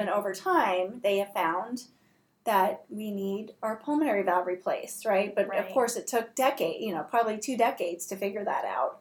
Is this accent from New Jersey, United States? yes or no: no; Southern California, United States; moved away; also born or lived in Seattle; I'm from Southern California